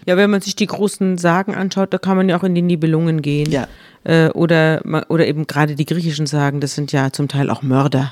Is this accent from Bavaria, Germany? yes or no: yes; Munich, Bavaria, Germany; ich komme, wir kommen ja beide aus München